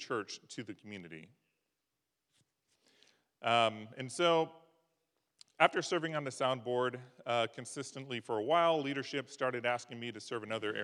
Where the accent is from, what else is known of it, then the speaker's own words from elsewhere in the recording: Midwest, United States; now in Davis, United States; I grew up in the Midwest on farms and ranches